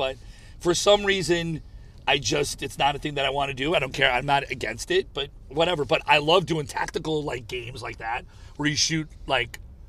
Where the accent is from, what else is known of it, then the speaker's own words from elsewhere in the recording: United States; "Where are you from?" I said, "America."